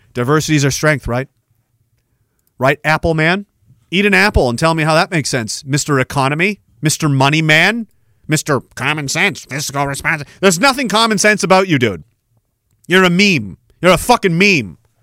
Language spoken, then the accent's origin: English; Canada; I'm Canadian